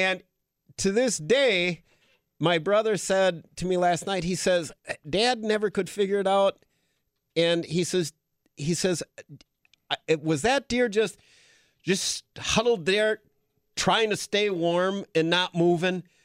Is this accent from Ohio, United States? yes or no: no; Green Bay, Wisconsin, United States; moved away; I grew up in Green Bay